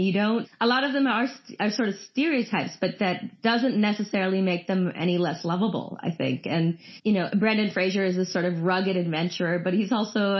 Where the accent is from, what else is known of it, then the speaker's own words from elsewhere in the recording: India; I love action movies, and I'm Indian